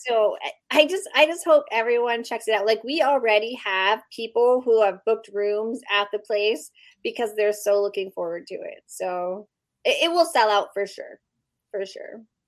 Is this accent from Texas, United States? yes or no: no; Pennsylvania, United States; now in Las Vegas, United States; I'm also originally from Pennsylvania